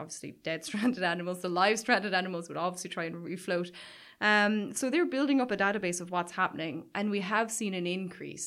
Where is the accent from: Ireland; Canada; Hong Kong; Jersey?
Ireland; Caherdaniel, Munster; I grew up in Cardagna, which is, like, just over the hill from Waterville.